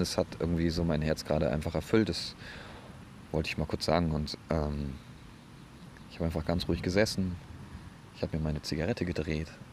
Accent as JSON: {"language": "German", "region": "Bremen", "country": "Germany", "said": "bei uns in Bremen"}